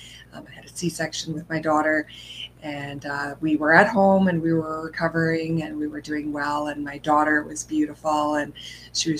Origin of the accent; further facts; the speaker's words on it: Edmonton, Alberta, Canada; I am from Edmonton, Canada